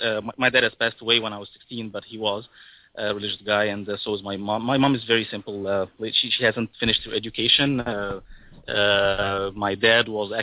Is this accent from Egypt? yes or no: yes; Alexandria, Alexandria Governorate, Egypt; I'm from Egypt, from Alexandria, specifically.